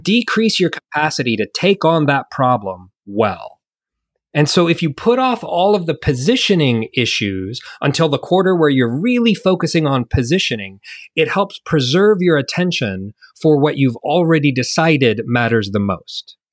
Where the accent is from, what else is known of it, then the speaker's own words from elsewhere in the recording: United States; moved away as an adult; now in New Zealand; I'm an American digital nomad that's currently living in New Zealand. Uh, I left the States ten years ago with my young family